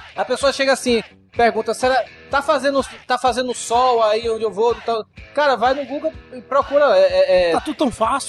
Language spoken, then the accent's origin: Portuguese; Salvador, Bahia, Brazil; now in Fortaleza, Brazil; eu sou de Salvador e moro em Fortaleza hoje